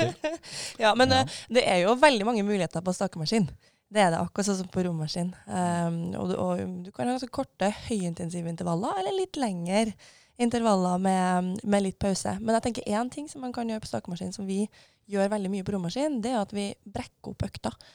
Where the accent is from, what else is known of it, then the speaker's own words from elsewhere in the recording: Levanger, Trøndelag, Norway; Jeg kommer fra Levanger i eh, Trøndelag